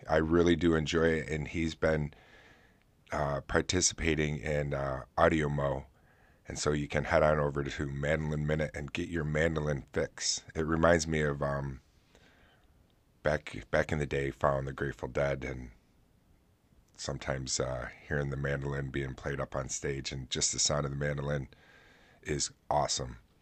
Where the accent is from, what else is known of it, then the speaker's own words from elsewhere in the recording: Oswego, New York, United States; right here in my hometown